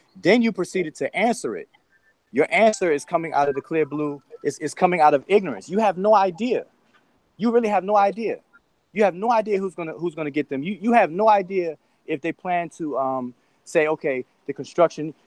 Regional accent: Washington, District of Columbia, United States; I'm from Washington D.C., and DC has definitely had a complete facelift from the time that I grew up in in, uh, in DC till now

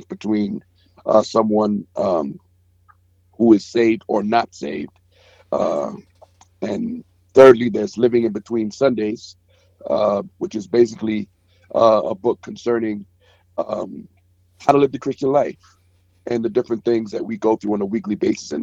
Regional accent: New York City, New York, United States; I'm from Brooklyn, New York. Been a Brooklyn native, been living there all my life. Grew up in the projects

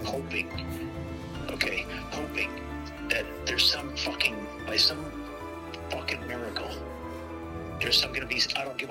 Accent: Itasca, Illinois, United States; the house that we grew up in Itasca

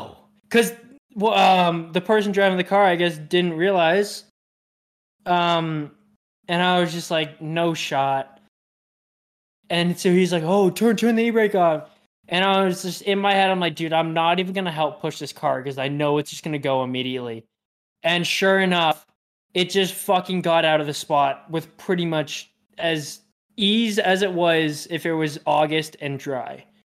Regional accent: Utah, United States; He's like, I should know this. I know I'm from Utah. I know I should know it.

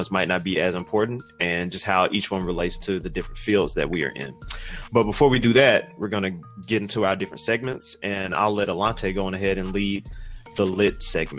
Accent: Atlanta, Georgia, United States; So, y'all know I'm from Atlanta.

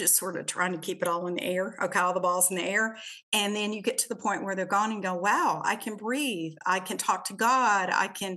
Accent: Shreveport, Louisiana, United States; I grew up in the South. I grew up in Shreveport, Louisiana, was born into a Christian home

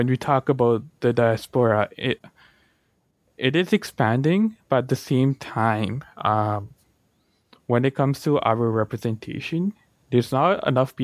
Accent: Chandigarh, India; also born or lived in Brampton, Ontario, Canada; now in Canada; I was born in Punjab, Chandigarh. And a big part of that is also me living with my grandparents

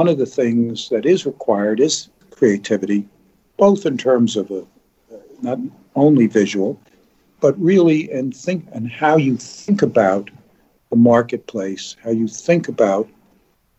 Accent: New York City, New York, United States; I grew up in New York City.

